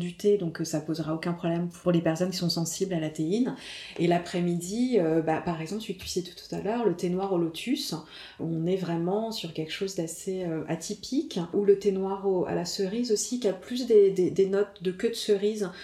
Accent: Paris, Île-de-France, France; Je suis une vraie parisienne, hein, une vraie parisienne qui dès qu'elle va ailleurs, à la campagne, euh, dès qu'elle voit un arbre ou une fleur, elle est en extase

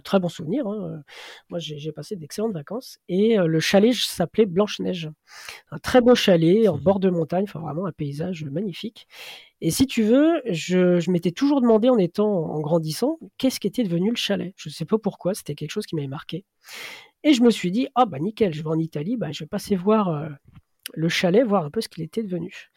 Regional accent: Oise, Picardy, near Compiègne, Hauts-de-France, France; also born or lived in Ireland; je suis originaire de l'Oise en, Picardie, à côté de Compiègne

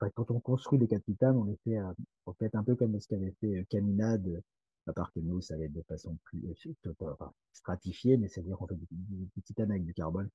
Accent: Brittany, France; je suis breton

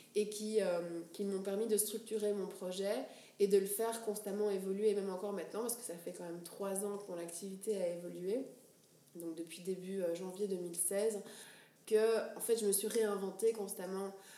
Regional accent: Brussels, Brussels-Capital Region, Belgium; also born or lived in Geneva; D'où je viens bah, Je viens d'ici, de Bruxelles. à Bruxelles. Euh, je suis belge d'origine, deux parents belges

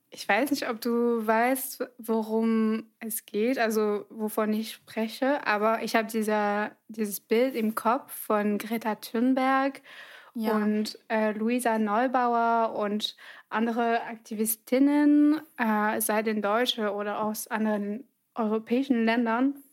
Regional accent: France; German is a second language; als Französin

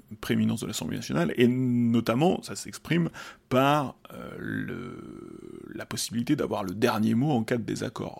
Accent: Lyon, Auvergne-Rhône-Alpes, France; Lyon, euh, ma ville natale.

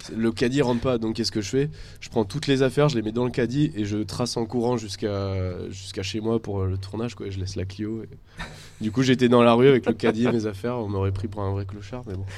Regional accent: Angoulême, Nouvelle-Aquitaine, France; je viens d'Angoulême aussi

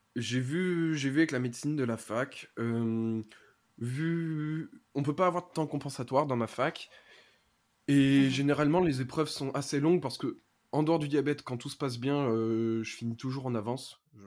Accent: Ardèche, Auvergne-Rhône-Alpes, France; je viens de l'Ardèche, donc petit lycée, petit collège, tout ça

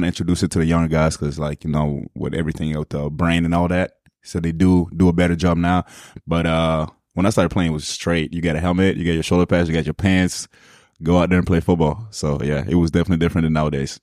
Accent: Montreal, Quebec, Canada; I'm, I'm from the West Island, Pierre Font

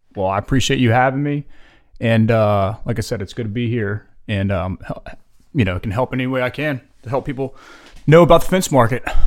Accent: Louisiana, United States; moved away as an adult; now in Fort Mill, United States; we're originally from Louisiana

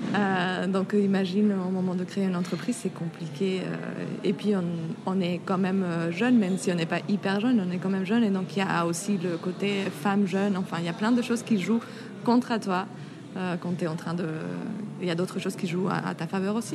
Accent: Mexico; moved away as an adult; now in Paris, France; je viens du Mexique

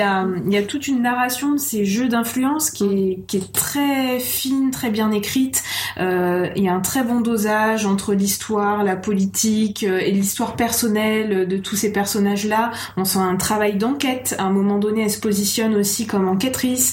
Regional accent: France; en tant que française

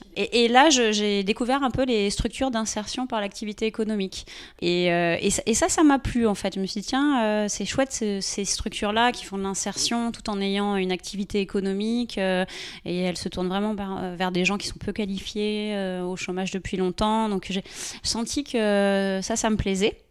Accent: Guadeloupe; moved away as an adult; also born or lived in Pointe-à-Pitre / south of France; j'ai fait mon collège, j'ai fait mon lycée en Guadeloupe, j'ai passé mon bac en Guadeloupe

